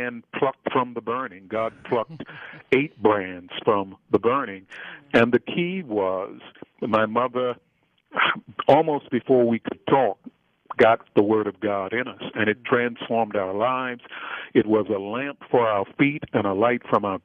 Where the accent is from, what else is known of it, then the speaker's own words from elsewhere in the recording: Baltimore, Maryland, United States; I grew up in Freddie Gray's neighborhood, and for those who may not recognize that, that's the neighborhood in Baltimore, Maryland